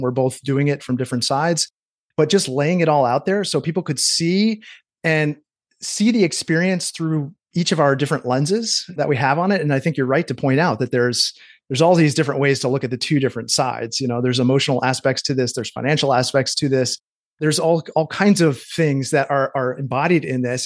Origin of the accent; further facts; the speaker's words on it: Cooperstown, New York, United States; now in Maine, United States; my hometown, Cooperstown, New York, upstate New York